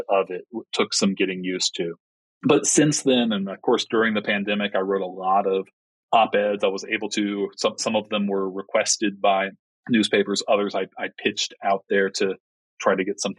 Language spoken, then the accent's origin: English; Kansas City, United States; moved away; I grew up in Kansas City